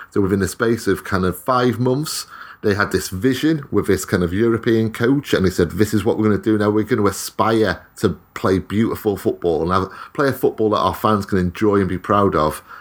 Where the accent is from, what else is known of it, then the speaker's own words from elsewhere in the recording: Wales, United Kingdom; I'm Welsh.